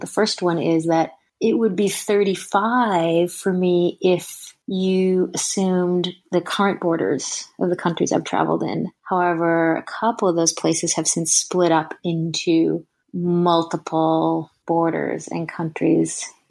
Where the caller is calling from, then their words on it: San Francisco, California, United States; I'm calling from San Francisco, California.